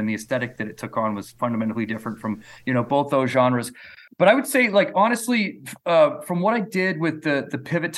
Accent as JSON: {"language": "English", "country": "Canada", "said": "as a Canadian brought up in the 20th century, like all of that seemed like almost fictitious to me."}